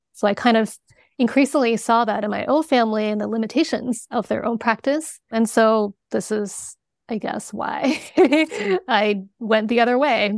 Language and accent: English; China; moved away; I was born in China